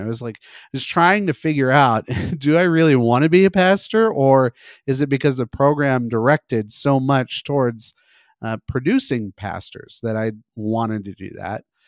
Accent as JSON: {"language": "English", "region": "California", "country": "United States", "tie": "born or raised there", "said": "I grew up mostly in California. I was in the Valley, which is the middle part of this state."}